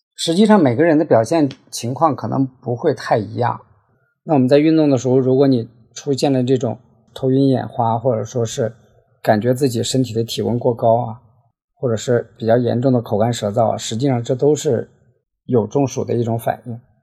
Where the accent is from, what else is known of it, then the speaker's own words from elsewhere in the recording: Heilongjiang, China; moved away as an adult; now in Guangzhou, China; 我呢，是出生在黑龙江，大学毕业后就到广州工作了，主要从事内部审计的工作